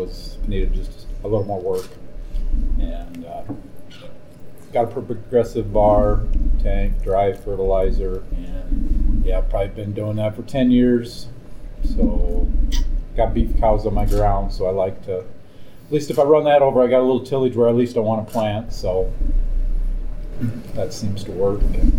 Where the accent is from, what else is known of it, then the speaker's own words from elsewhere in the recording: East Central Iowa, United States; I'm from East Central Iowa, farm, mostly all highly arable land.